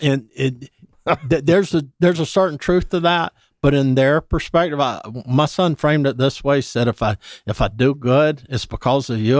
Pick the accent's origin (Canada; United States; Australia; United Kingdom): United States; Dublin, Georgia; moved away as an adult; now in Atlanta, United States; I'm from Dublin, Georgia originally